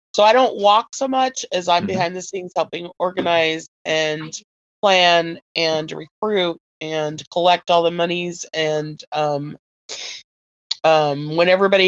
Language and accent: English; Kent, Washington, United States; I'm from Kent, Washington. I was born and raised in this beautiful, wet, evergreen state